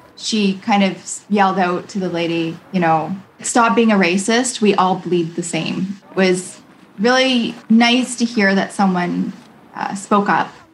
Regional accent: British Columbia, Canada; I was born here. like I'm I'm as Canadian as Canadian could be.

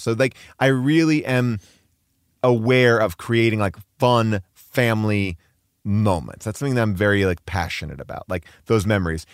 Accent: New York, United States; moved away as an adult; now in Los Angeles, United States; I'm a New Yorker who was a Knicks fan. I moved out here to L

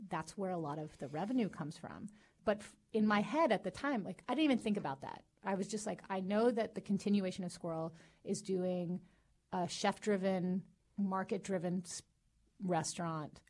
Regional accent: Long Beach, California, United States; born and raised in Long Beach.

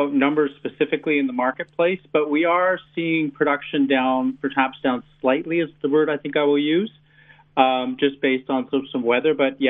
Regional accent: Canada; moved away as an adult; now in New Zealand; my home country of Canada.

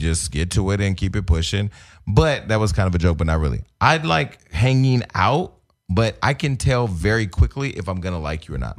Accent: United States; I'm not an African-American. I may have African heritage or whatever, but I'm an American

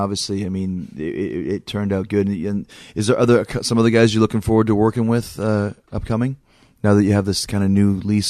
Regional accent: Canada; I'm from Canada, so okay.

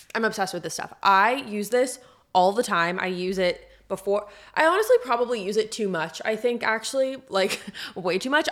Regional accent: San Diego, California, United States; now in Nashville, United States; I'm from San Diego

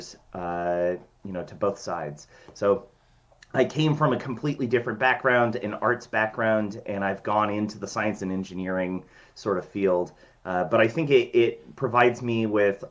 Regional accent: Washington, United States; I have been born and raised in Washington State

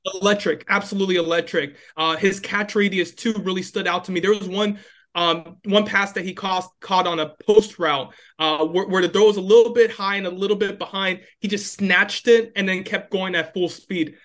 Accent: Gainesville, United States; moved away; I'm from Gainesville

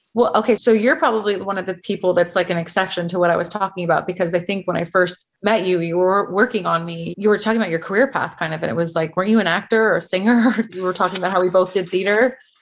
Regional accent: Los Angeles, California, United States; I grew up in San Fernando Valley, specifically Van Nuys.

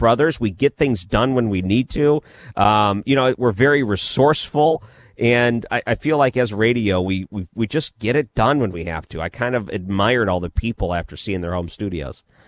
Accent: Detroit, Michigan, United States; I grew up in Detroit, so we had C B C

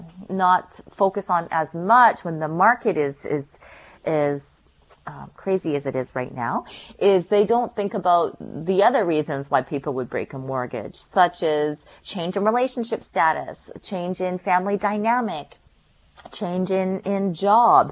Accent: North Shore, British Columbia, Canada; I grew up on the North Shore

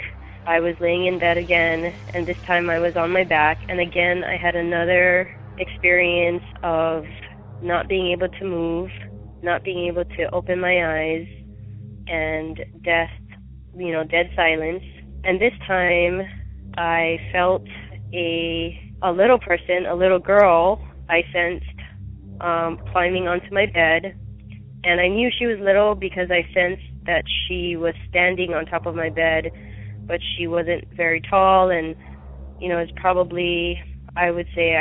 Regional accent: Maui, Hawaii, United States; I grew up in Maui, Hawaii

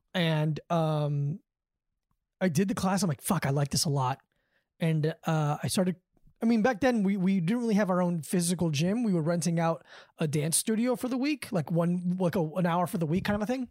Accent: Davie, Florida, United States; moved away as an adult; now in New York, United States; I'm from the same town that Todd Berry and, uh, Mike Lawrence is from.

